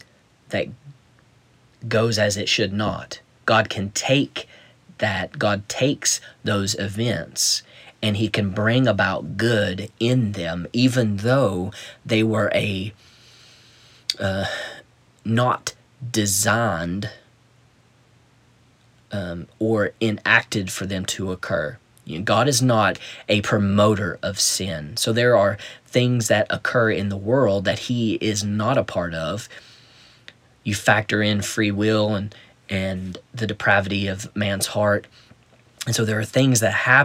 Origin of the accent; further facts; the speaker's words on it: United States; I was born in America